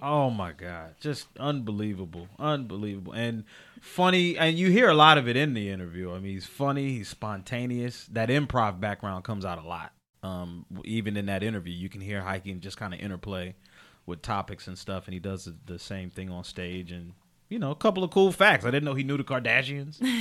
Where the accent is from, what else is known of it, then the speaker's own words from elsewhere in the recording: Chester, Pennsylvania, United States; I'm actually from Chester, Pennsylvania